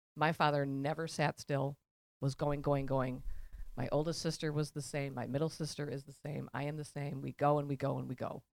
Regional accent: Elm Grove, Wisconsin, United States; born or raised there

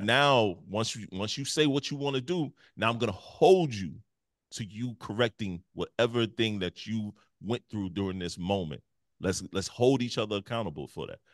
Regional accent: Detroit, Michigan, United States; moved away; also born or lived in South Carolina; I moved from the Midwest. I'm from Detroit. And move all the way to the South Carolina.

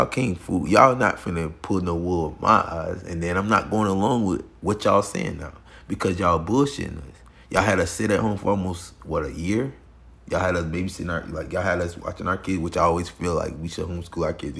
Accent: Florida, United States; I'm from Florida

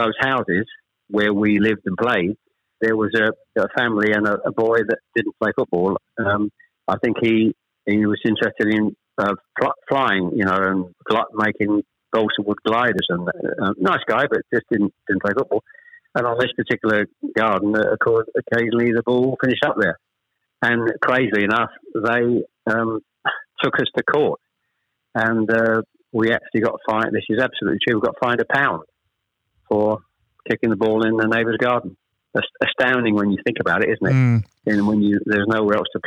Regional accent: Chelmsford, East of England, United Kingdom; born or raised there; also born or lived in Ashton-under-Lyne, England

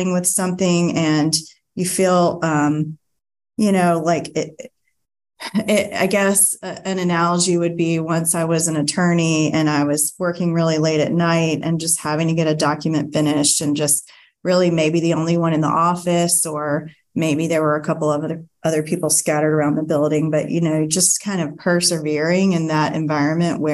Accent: Greenville, South Carolina, United States; moved away as an adult; I'm originally from Greenville, and I moved back

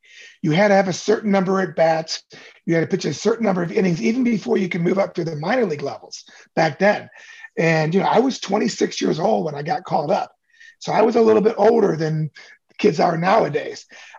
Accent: Cincinnati, Ohio, United States; I was a kid from Cincinnati, Ohio.

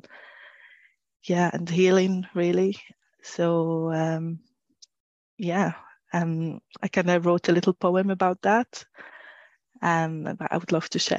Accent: Syria; moved away as an adult; now in Newcastle, United Kingdom; I'm originally from Syria. I moved to the UK about 10 years ago now

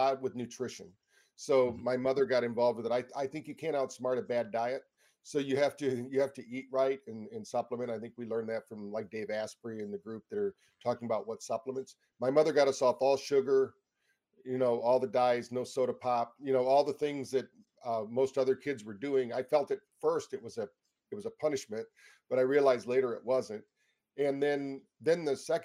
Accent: Michigan, United States; We grew up in Michigan here in the United States

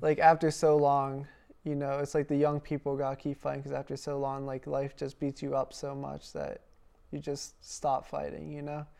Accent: Pittsburgh, Pennsylvania, United States; accent: Pittsburgh; moved away as an adult; now in Wisconsin, United States; we were born and raised in Pennsylvania

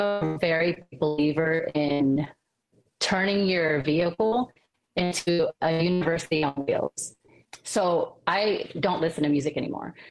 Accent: Sacramento, California, United States; also born or lived in Cavite City, Philippines; now in Las Vegas, United States; I grew up in Sacramento, California

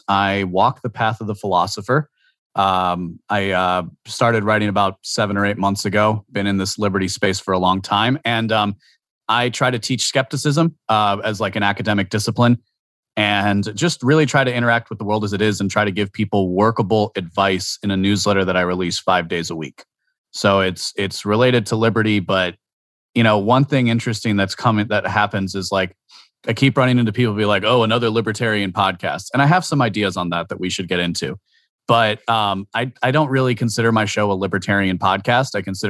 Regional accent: Washington, District of Columbia, United States; born there; also born or lived in Maryland / New Jersey / Wisconsin; I moved around a lot growing up. So I was born in Washington, D.C. I know, ooh, scary. I was born in Washington, D.C. I lived in Maryland, New Jersey, Maryland, Wisconsin before I was 7 years old.

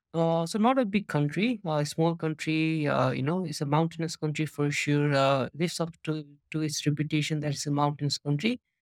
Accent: Nepal; moved away as an adult; also born or lived in United States / China; I'm from Nepal, based in Nepal at the moment. Uh, so basically, my introduction is, you know, until high school, I was here

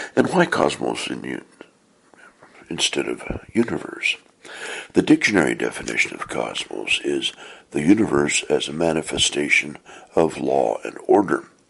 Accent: Portland, Oregon, United States; I was born and raised in the Church of Jesus Christ of Latter day Saints, also known as the Mormon Church, in Portland, Oregon

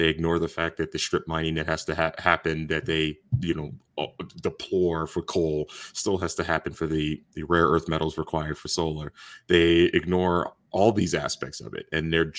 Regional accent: South Carolina, United States; I'm from South Carolina, my home state

